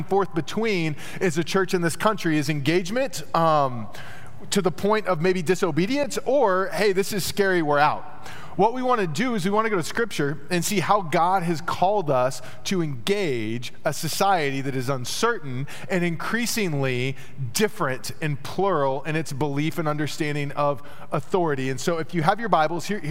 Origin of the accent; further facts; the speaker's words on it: Texas, United States; I grew up in Texas